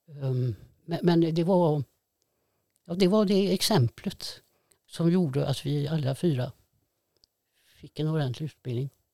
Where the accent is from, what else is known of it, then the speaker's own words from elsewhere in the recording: Fiskebäckskil, Västra Götaland, Sweden; jag är ju uppvuxen på Skafte. Gick i byskolan i Fiskebäckskil